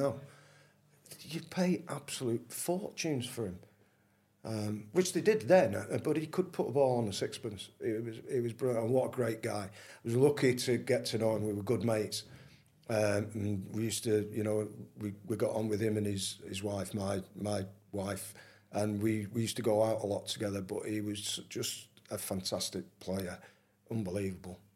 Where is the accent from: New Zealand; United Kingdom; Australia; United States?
United Kingdom; Manchester, North West England; I was born in Manchester